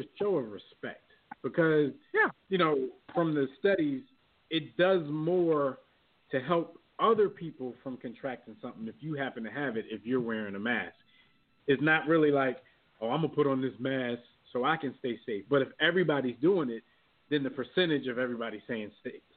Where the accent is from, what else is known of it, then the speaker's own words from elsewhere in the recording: United States; I'm an American